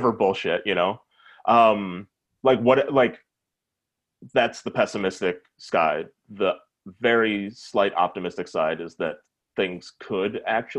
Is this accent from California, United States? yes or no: no; Minnesota, United States; I'm from Minnesota